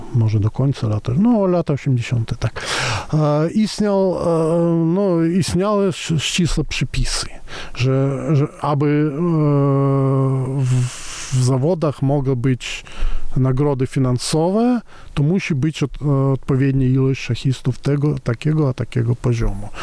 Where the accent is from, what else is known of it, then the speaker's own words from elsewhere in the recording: Moscow, Russia; now in Poland; ja wychowałem się w Moskwie